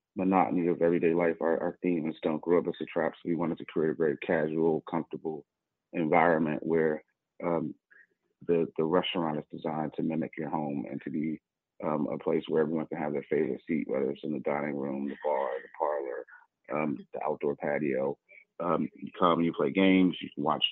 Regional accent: Washington, District of Columbia, United States; moved away as an adult; also born or lived in Atlanta / New York; I grew up in Washington, D.C.

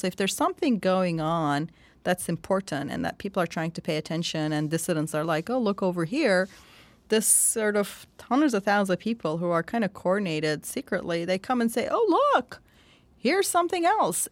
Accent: Turkey; born or raised there

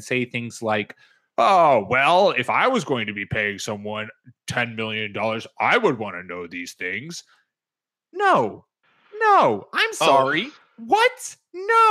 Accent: East Coast, United States; how I was brought up on the East Coast to drive

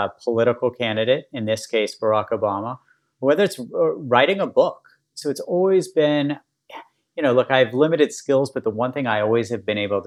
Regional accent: West Virginia, United States; moved away; also born or lived in Baltimore; where I grew up in West Virginia

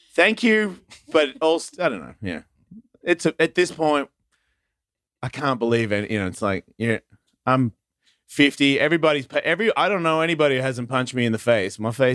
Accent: Australia; people discover it and then they send it to me and go, what's wrong with you people? And I agree. What is wrong with us?

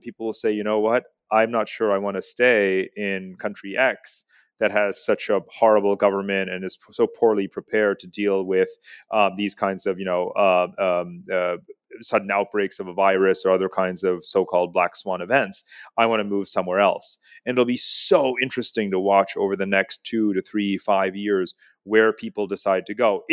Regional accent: United States; now in Singapore; I'm an American here, but living in Asia

